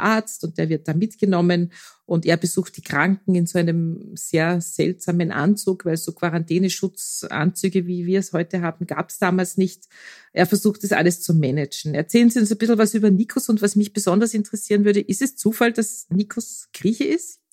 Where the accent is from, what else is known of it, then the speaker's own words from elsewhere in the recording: Austria; bei uns in Österreich